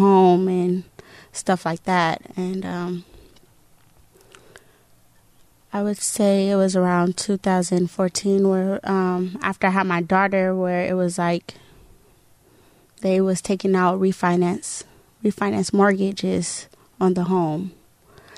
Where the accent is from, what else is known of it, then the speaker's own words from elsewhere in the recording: Lakewood, California, United States; also born or lived in Victorville, California; I grew up in Lakewood, California. I graduated from Cerritos High School